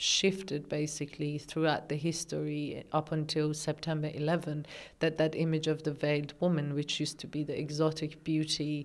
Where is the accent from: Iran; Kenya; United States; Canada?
Iran; Tehran, Tehran Province; moved away as an adult; now in Australia; I was born and raised in Tehran, Iran